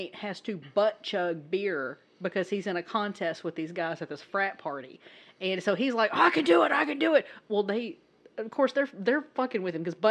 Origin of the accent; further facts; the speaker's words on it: the South, United States; I come from the South. I'm from the South